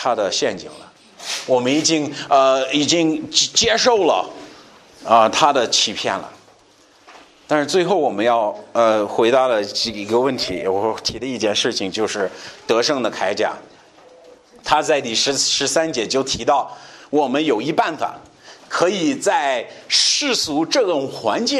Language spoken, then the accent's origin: Chinese; China; 你看，哎，我们中国人我们就这样啊